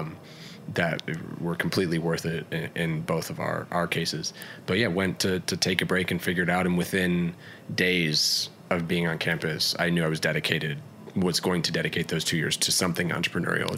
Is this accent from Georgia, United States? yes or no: yes; Atlanta, Georgia, United States; where I spent most of my childhood, Atlanta, Georgia.